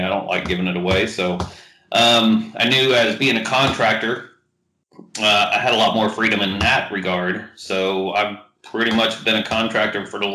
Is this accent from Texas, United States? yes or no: yes; Houston, Texas, United States; I've been back in the greater Houston area pretty much since then